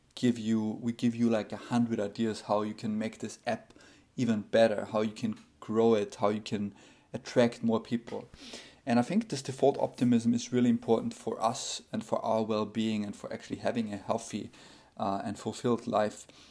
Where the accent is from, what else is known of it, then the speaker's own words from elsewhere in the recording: Austria; now in United States; my home country, Austria